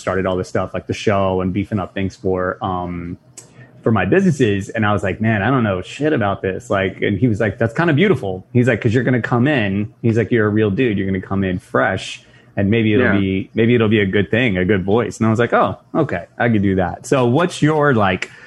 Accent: Nashville, Tennessee, United States; moved away as an adult; also born or lived in New York / Buffalo; now in New York City, United States; I was born and raised in Nashville, but I lived along the coast for most of my life

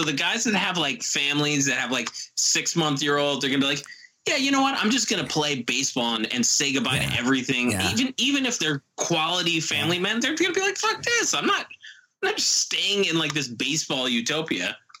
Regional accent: New Jersey, United States; growing up in New Jersey

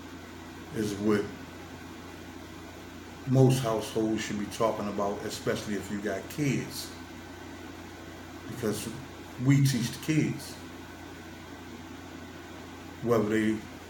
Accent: Washington, District of Columbia, United States; I'm born and raised in Washington, D.C., Southeast

